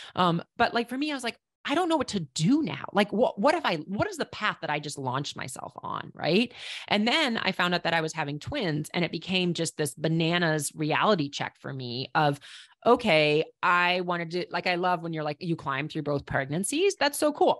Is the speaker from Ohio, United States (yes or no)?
no; Minneapolis, Minnesota, United States; moved away as an adult; also born or lived in Estes Park, Colorado / Boulder, Colorado; now in New Hampshire, United States; I grew up in Minneapolis. When I say Minnesota, I think people can probably hear it